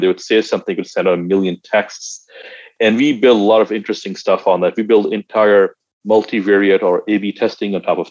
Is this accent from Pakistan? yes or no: yes; Pakistan; I'm originally from Pakistan.